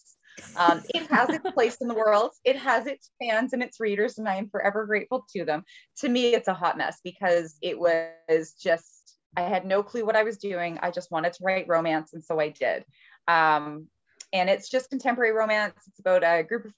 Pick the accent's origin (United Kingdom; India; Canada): Canada; I'm a Canadian